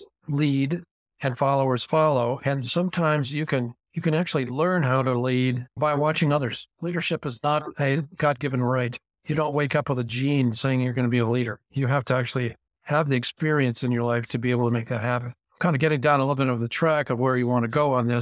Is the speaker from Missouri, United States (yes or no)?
no; Bay Area of California, United States; I was raised in the Bay Area of California back when, that in 1950, when before things got crazy